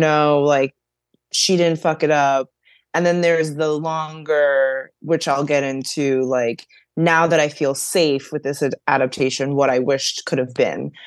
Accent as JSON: {"language": "English", "town": "New York City", "region": "New York", "country": "United States", "tie": "born or raised there", "said": "I grew up in the Bronx and I went to public school up until seventh grade"}